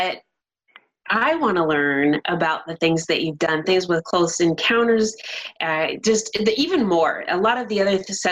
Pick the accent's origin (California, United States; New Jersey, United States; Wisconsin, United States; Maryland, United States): California, United States; Southern; I grew up in Southern California